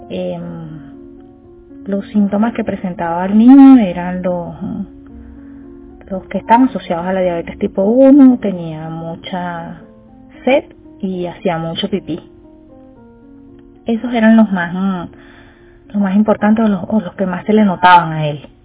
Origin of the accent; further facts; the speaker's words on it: Venezuela; Soy venezolana y madre de un niño con diabetes tipo 1.